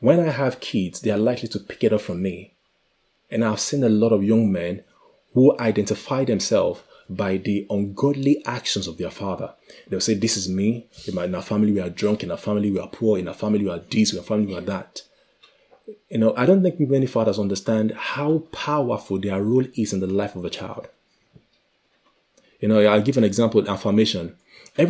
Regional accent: Nigeria; I come from Nigeria

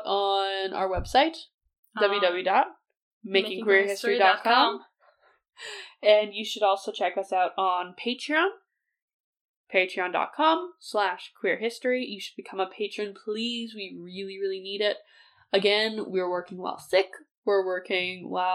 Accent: Canada; I'm from Canada

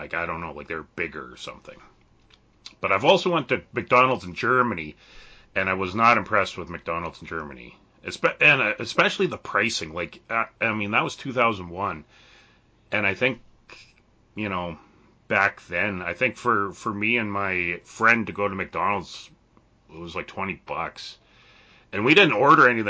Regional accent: Canada; being a Canadian

